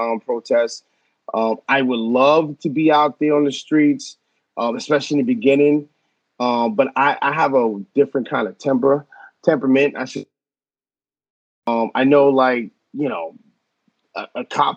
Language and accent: English; Long Island, New York, United States; also born or lived in Norwalk, Connecticut / Brooklyn, New York; I grew up on Long Island